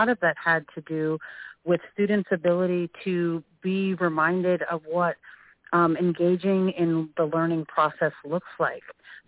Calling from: Seattle, Washington, United States; I'm calling from Seattle, Executive Director of Education for Technology Access Foundation.

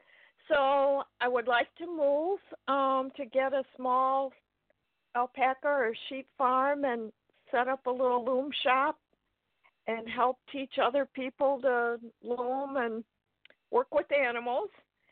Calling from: Belvidere, Illinois, United States; I'm from Belvidere, Illinois. It's about 10 miles south of Rockford, 60 miles west of Chicago.

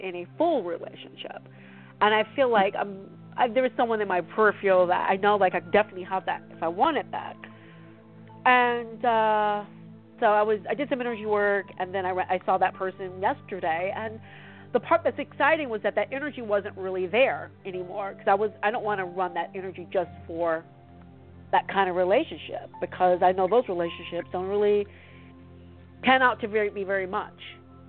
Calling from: California, United States

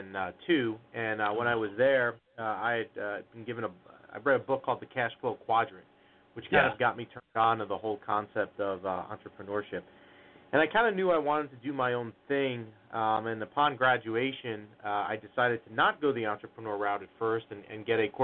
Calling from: New Jersey, United States; We're calling from northern New Jersey, about 15 minutes outside of Manhattan, give or take the traffic, of course.

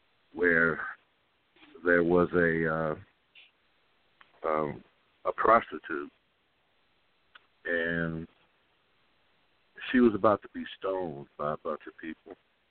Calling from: Kansas City, Missouri, United States; I'm calling from Kansas City, Missouri.

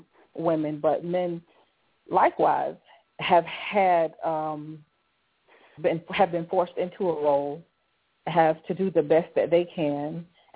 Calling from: South Carolina, United States; I'm calling in South Carolina.

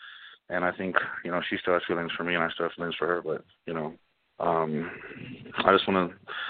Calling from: Colorado Springs, Colorado, United States; Calling from Colorado Springs, Colorado.

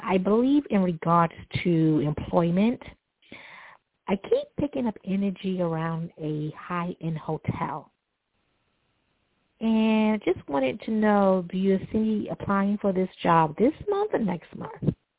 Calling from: Long Island, New York, United States; I am calling from Long Island right now.

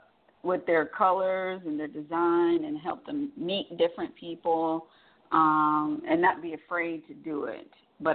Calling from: Atlanta, Georgia, United States; I'm calling from Atlanta.

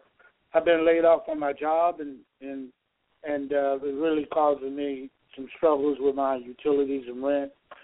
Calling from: Georgia, United States; calling from Georgia.

